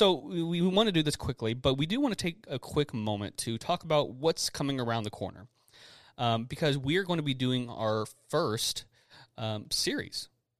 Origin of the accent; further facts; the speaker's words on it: Texas, United States; I'm so Texan.